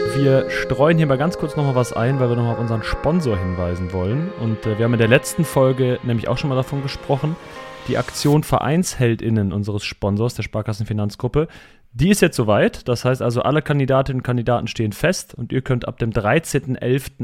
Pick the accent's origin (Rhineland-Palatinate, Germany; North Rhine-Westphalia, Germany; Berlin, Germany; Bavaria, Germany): North Rhine-Westphalia, Germany; Cologne area; Ich bin, oder wir sind bei den Köln groß geworden